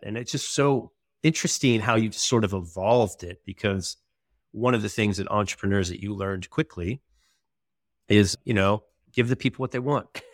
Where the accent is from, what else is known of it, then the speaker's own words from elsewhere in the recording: Silicon Valley, California, United States; I grew up in Silicon Valley